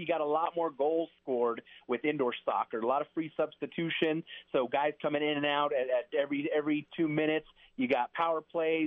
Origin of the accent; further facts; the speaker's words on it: New Mexico, United States; being from New Mexico, born and raised in New Mexico